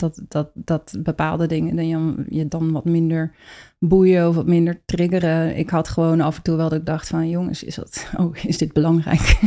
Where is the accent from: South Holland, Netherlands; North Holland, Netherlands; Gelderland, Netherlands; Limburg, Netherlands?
South Holland, Netherlands; Rotterdam; ik kom uit Rotterdam